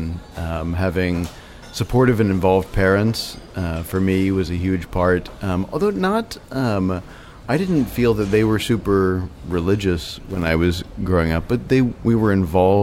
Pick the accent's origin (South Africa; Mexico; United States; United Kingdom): United States; Memphis, Tennessee; moved away as an adult; now in Montana, United States; I grew up in Memphis and I've lived all of my life up until 22 there and haven't lived here since